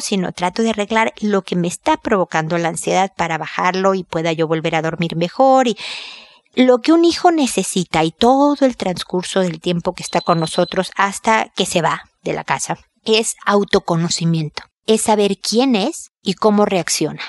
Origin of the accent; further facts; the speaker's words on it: Mexico; also born or lived in United States; now in Chile; Yo soy mexicana, vivo en Chile. También he vivido por razones de trabajo en Estados Unidos.